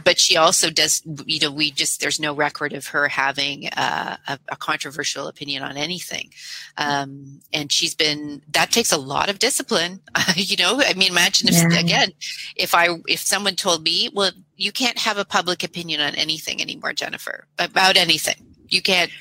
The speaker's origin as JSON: {"language": "English", "country": "Canada", "said": "I'm a Canadian"}